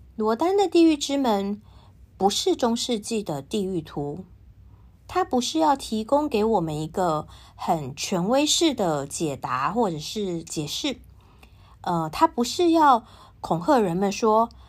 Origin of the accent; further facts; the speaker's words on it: Taiwan; 我是台湾人